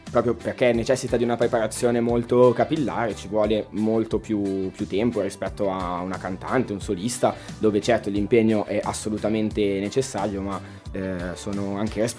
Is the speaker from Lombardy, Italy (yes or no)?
yes; Como, Lombardy, Italy; Ciao a tutti … sono un direttore appunto nato e cresciuto a Como